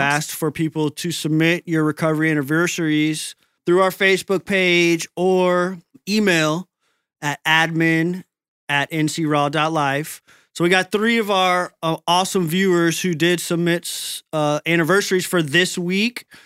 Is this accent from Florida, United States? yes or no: yes; Tampa Bay, Florida, United States; My hometown team, the Tampa Bay Rays